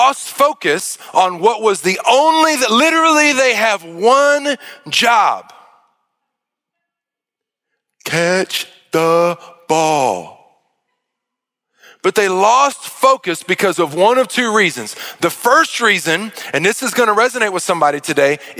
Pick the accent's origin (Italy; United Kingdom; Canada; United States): United States; Arkansas; I grew up in Arkansas